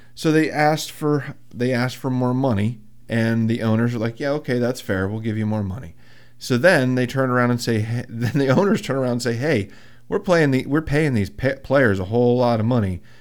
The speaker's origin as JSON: {"language": "English", "town": "Muncy", "region": "Pennsylvania", "country": "United States", "said": "I'm from Muncie. Where's Muncie? Outside of Williamsport."}